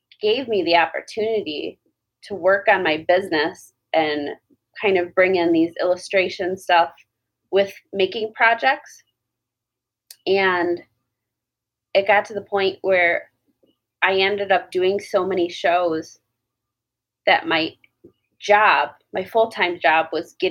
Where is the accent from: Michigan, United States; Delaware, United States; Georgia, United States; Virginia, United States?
Michigan, United States; Westland; also born or lived in Canton, Michigan / Hamtramck, Michigan; I grew up in Westland and then moved to Canton when I was 14. And then as soon as I turned 18, I moved to Hamtramck.